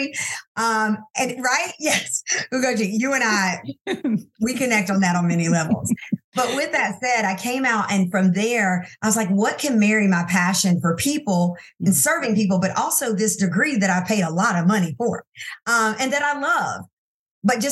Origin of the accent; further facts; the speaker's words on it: Anderson, South Carolina, United States; also born or lived in Silver Spring, Maryland; we moved to South Carolina so that I could be raised around